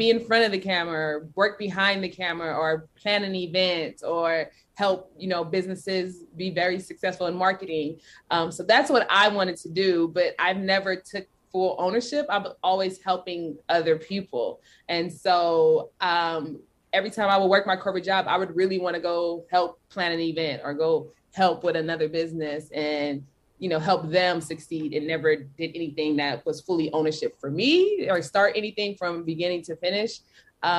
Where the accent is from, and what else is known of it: Belize; now in United States